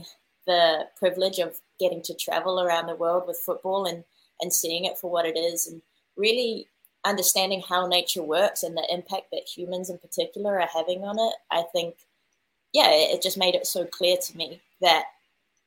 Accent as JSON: {"language": "English", "country": "New Zealand", "tie": "born or raised there", "said": "I obviously grew up in New Zealand"}